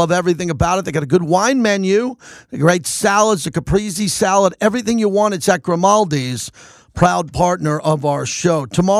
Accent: New York, United States; now in Las Vegas, United States; I'm from New York, man. I've had great pizza my whole life.

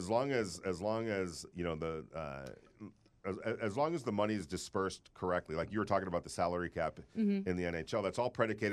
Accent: California, United States; growing up in California

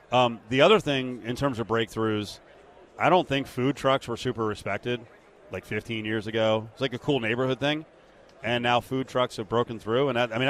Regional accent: New Jersey, United States; I'm from New Jersey, so, you know, I was around New York.

